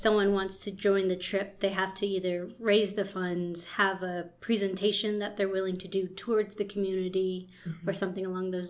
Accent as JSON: {"language": "English", "country": "United States", "said": "I'm a Navajo from the West Side. My clans are Sedish Gizhininchle, Tachidi Bashishchin, Kia'ani Dashache, and Tlashche'e Dashanela."}